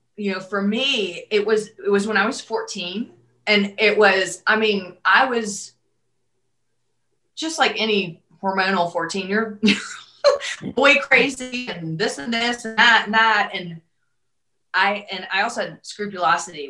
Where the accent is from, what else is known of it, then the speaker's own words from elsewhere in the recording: the South, United States; I grew up in the South